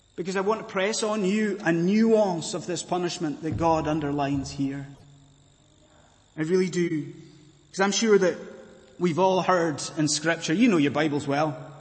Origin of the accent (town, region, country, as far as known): Scotland, United Kingdom